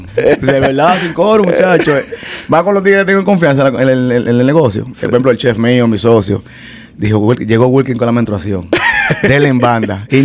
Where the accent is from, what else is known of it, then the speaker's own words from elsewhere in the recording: New York, United States; now in Miami, United States; Pero sí, brother, yo soy de, barrio. Eh, bueno, me crié en Nueva York desde niño. Tengo aquí en Miami creo que 11 años.